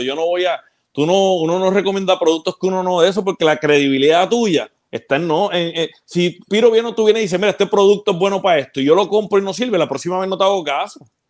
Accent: Ponce, Puerto Rico; also born or lived in Peñuelas, Puerto Rico; yo, yo nací en Ponce y viví en Peñuela un tiempo

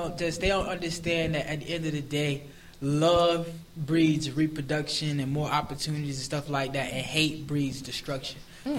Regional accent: Palm Beach, Florida, United States; I'm from Palm Beach.

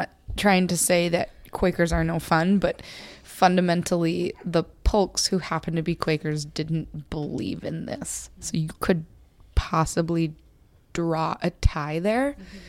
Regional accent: Minnesota, United States; I'm Minnesotan. Minnesotans say Oregon, and we say Oregon Trail.

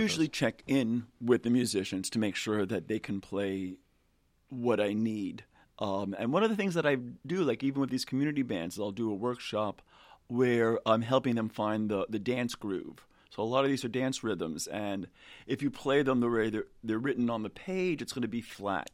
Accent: New York City, New York, United States; moved away; also born or lived in Atlanta / Philadelphia; I'm originally from New York City, and then moved to Atlanta.

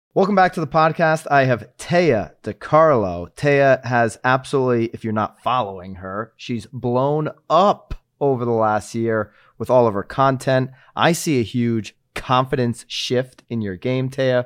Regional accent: Northeast, United States; now in Naples, United States; I grew up in the Northeast

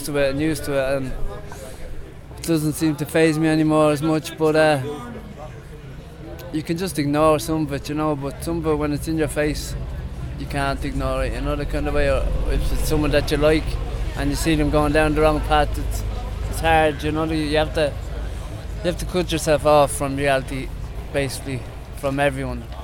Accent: County Meath, Ireland; moved away as an adult; now in Dublin, Ireland; I'm originally from Mead. Moved up here due to alcohol problems in the family

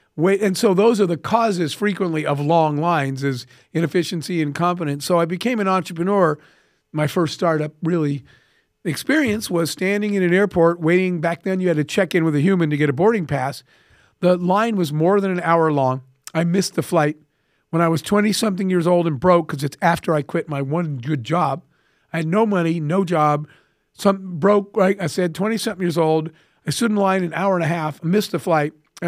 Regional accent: Arizona, United States; I grew up in the Arizona desert with a single mom.

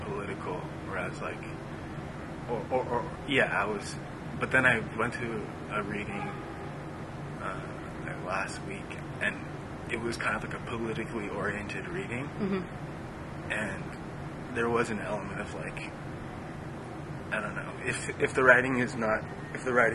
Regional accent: Tokyo, Japan; I'm half Japanese, and I was born in Tokyo

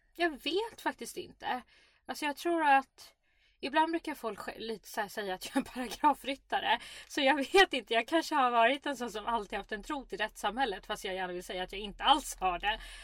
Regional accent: Sweden; Jag är ändå uppvuxen i Sverige, ett öppet samhälle

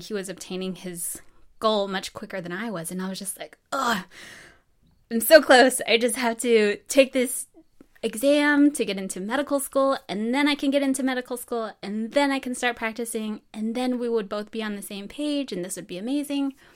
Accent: Farmington, New Mexico, United States; moved away as an adult; I'm from Farmington, New Mexico, born and raised there.

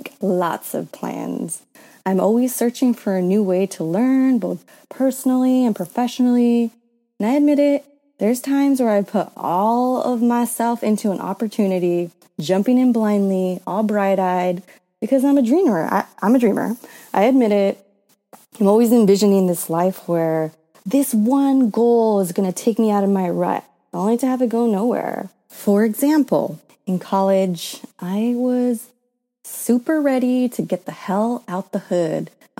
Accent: San Bernardino County, California, United States; I grew up in San Bernardino County. It's like California, about an hour east of Los Angeles

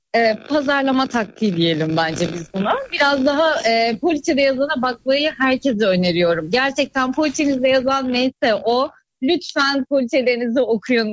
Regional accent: Erdek, Balıkesir, Turkey; Balıkesir'den, Erdek'tenim ben.

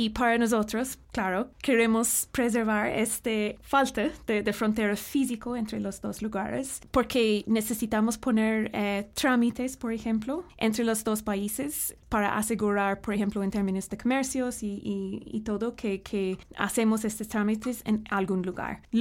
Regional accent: Northern Ireland, United Kingdom; que tenemos en, en Irlanda del Norte. Y cuando estamos en la Unión Europea, podemos decir que sí, somos irlandeses, británicos, pero somos todos europeos también al mismo tiempo

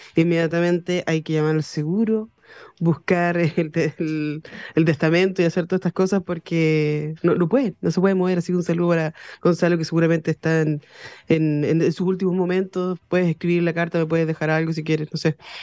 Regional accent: Chile; Nosotros como ciudadanos chilenos

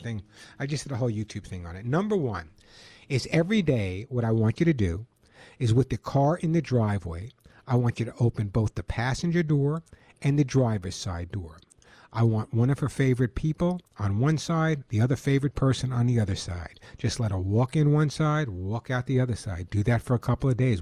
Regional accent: New York, United States; now in California, United States; being a New Yorker, I know you never know from my accent

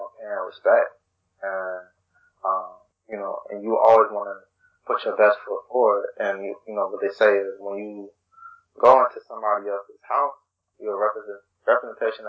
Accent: Chicago, Illinois, United States; I grew up on the South Side

